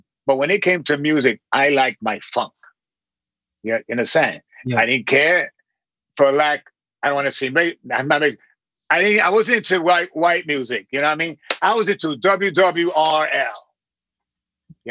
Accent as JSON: {"language": "English", "town": "New York City", "region": "New York", "country": "United States", "tie": "born or raised there", "also_born_or_lived": "Flatbush, Brooklyn", "said": "I live in, obviously, in Brooklyn. I grew up in Williamsburg."}